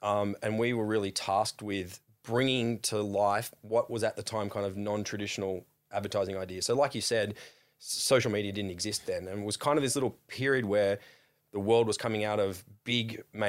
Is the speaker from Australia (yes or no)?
yes; Sawtell, New South Wales, Australia; now in Sydney, Australia; A little town called Sawtell, just south of Coffs Harbour.